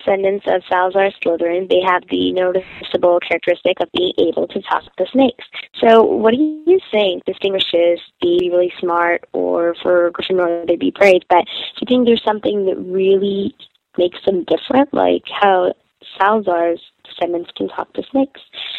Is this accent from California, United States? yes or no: no; Chicago, Illinois, United States; I'm from Chicago, Illinois.